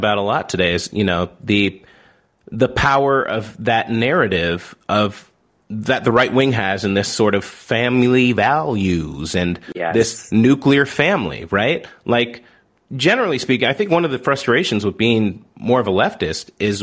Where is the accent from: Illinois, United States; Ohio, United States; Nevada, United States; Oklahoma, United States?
Illinois, United States; Southern; growing up in Southern Illinois